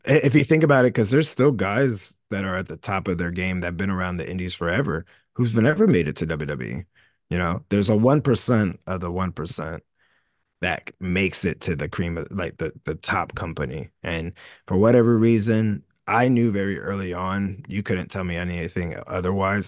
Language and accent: English; Camden, New Jersey, United States; I always still feel like I'm the dude from Camden, New Jersey